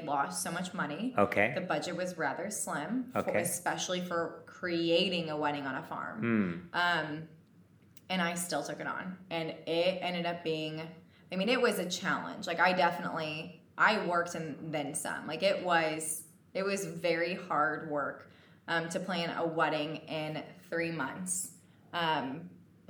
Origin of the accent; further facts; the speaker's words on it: Parkville, Missouri, United States; also born or lived in Gladstone, Missouri; I'm from Missouri